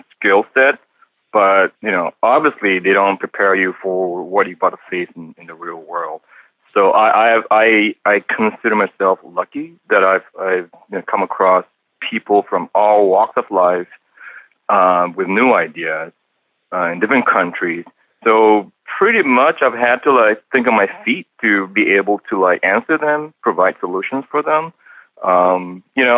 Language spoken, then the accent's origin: English; Penang, Malaysia; also born or lived in Singapore / Canada; now in California, United States; I grew up in a small island called Penang in Malaysia.